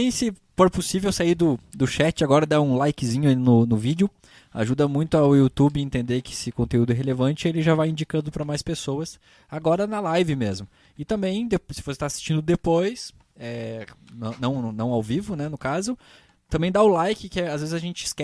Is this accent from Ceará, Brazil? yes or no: no; São Paulo, Brazil; São Paulo, capital. Nasci na Zona Norte, bairro do Jaçana.